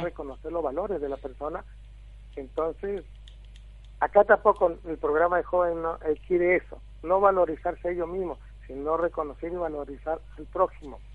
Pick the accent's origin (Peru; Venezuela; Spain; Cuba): Peru; moved away as an adult; now in Argentina; En mi país trabajé en el programa Juntos, que es un programa social a nivel nacional de Perú